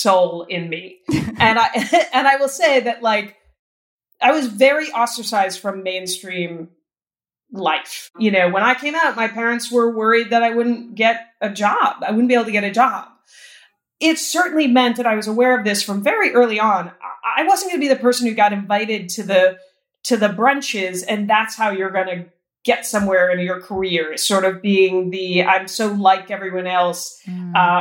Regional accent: New York, United States; moved away as an adult; now in Los Angeles, United States; I'm a New Yorker who lives in LA because that's where the work is.

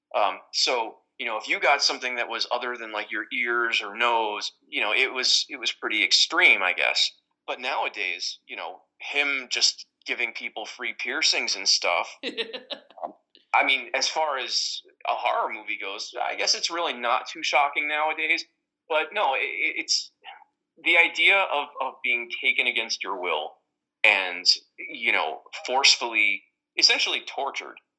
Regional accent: Westchester, New York, United States; in Westchester, New York

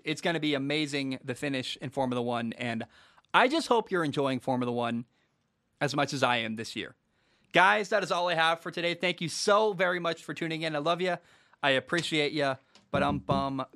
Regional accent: Portland, Oregon, United States; I grew up in the Northwest. I grew up in the Portland area.

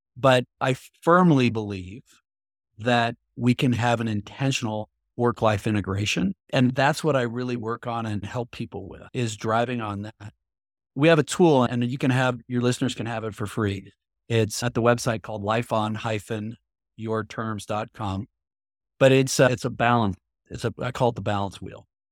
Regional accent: Midwest, United States; I grew up in the Midwest

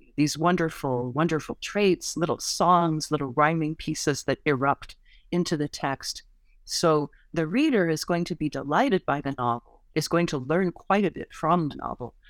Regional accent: United States; as an American

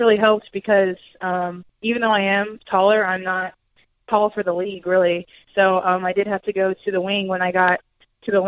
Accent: Jefferson City, Missouri, United States; also born or lived in St. Charles, Missouri; I'm from St. Charles, Missouri, which is like a suburb of St. Louis, but I grew up in Jefferson City

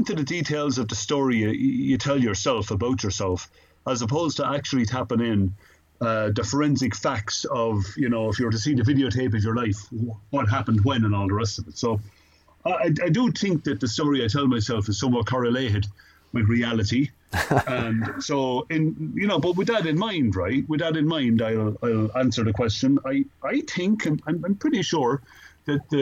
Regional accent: Ireland; moved away as an adult; also born or lived in Dublin, Ireland; now in United States; I came here in 1995. And I came over here from Ireland. I got a degree in mathematics and physics in Dublin

